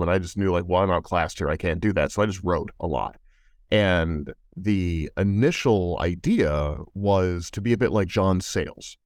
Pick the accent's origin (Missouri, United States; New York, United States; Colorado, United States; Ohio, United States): Missouri, United States; St. Louis; Being an only child growing up in Saint Louis, Missouri